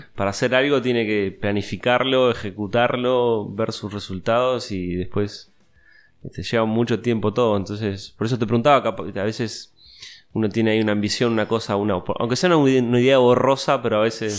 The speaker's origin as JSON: {"language": "Spanish", "country": "Uruguay", "said": "como uruguayo"}